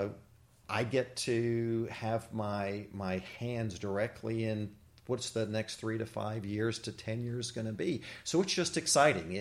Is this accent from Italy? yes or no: no; Texas, United States; moved away as an adult; now in Jefferson Parish, Louisiana, United States; I actually grew up in Texas